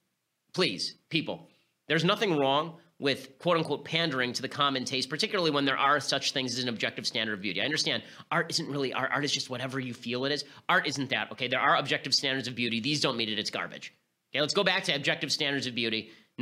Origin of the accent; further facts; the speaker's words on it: United States; I'm going to call him Denis because I'm American